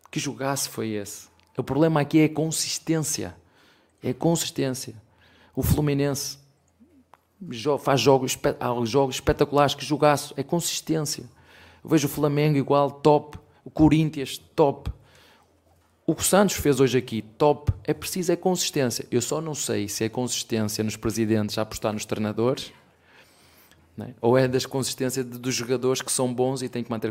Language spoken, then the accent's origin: Portuguese; Penafiel, Norte, Portugal; now in Brazil; Penafiel, que é uma, uma terrinha bem pequenina de onde eu venho